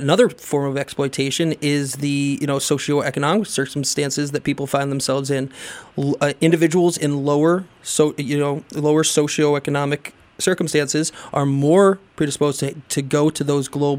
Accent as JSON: {"language": "English", "country": "United States", "said": "as an American."}